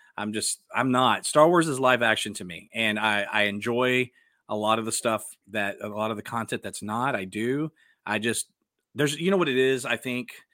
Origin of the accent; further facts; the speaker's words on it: Dallas, Texas, United States; I'm from Dallas, and so, like, that was a big deal when I was growing up.